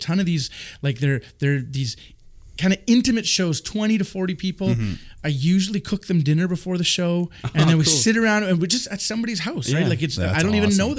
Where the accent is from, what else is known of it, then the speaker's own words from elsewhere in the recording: Winnipeg, Manitoba, Canada; also born or lived in Mitchell, Manitoba; now in Landmark, Canada; I grew up in Winnipeg, lived in Landmark, Mitchell, now back in Landmark.